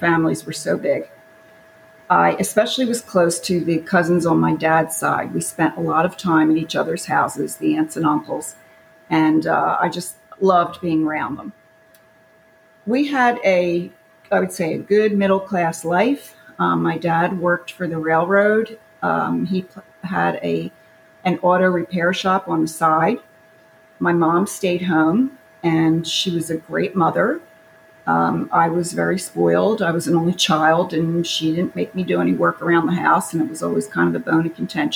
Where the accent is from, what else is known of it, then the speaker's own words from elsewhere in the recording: Philadelphia, Pennsylvania, United States; I was born in Philadelphia, Pennsylvania in 1950